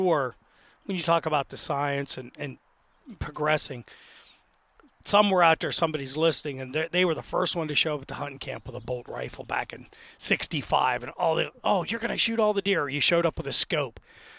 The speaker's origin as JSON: {"language": "English", "town": "Altoona", "region": "Pennsylvania", "country": "United States", "said": "And then what they used to call the triangle, the Clearfield Center, they go fast, but I'm from Altoona, and by the third round, there's still tags left."}